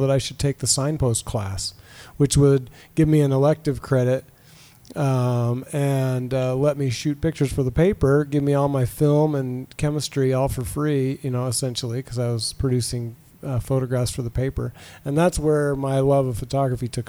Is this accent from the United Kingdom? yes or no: no; Bountiful, Utah, United States; also born or lived in Ogden, Utah / Washington Terrace, Utah; my parents moved to Bountiful, and I went to high school at Viewmont